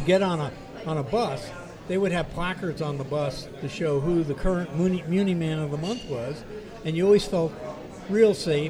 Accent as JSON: {"language": "English", "town": "San Francisco", "region": "California", "country": "United States", "tie": "born or raised there", "lives_now": "Danville, United States", "said": "I was born and raised in San Francisco"}